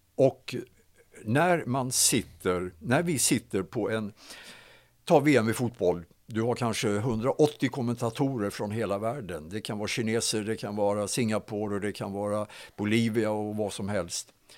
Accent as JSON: {"language": "Swedish", "town": "Hovslätt", "region": "Jönköping County", "country": "Sweden", "tie": "born or raised there", "said": "Jag är uppväxt i, i Hovslätt, i Hovslätts idrottsklubb och Hovslätts BTK"}